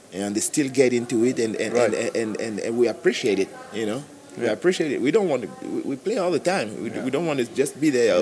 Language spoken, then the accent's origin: English; Cameroon; moved away; I'm from Cameroon originally